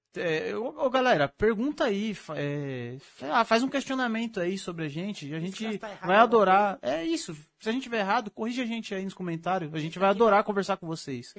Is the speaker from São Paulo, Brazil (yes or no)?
yes; Mauá, São Paulo, Brazil; Pra ser mais preciso, eu nasci em Mauá. Eu sou mauauense